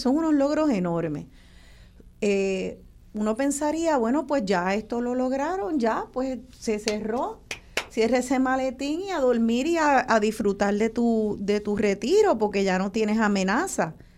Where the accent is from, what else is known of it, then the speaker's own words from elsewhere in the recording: Puerto Rico; nuestra mentalidad como puertorriqueños